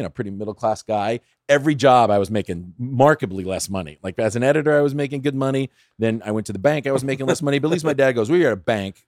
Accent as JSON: {"language": "English", "town": "San Fernando", "region": "California", "country": "United States", "tie": "born or raised there", "also_born_or_lived": "Pasadena / Studio City / Sherman Oaks", "said": "I grew up in San Fernando. I went to John F. Kennedy High School in, in San, in San Fernando."}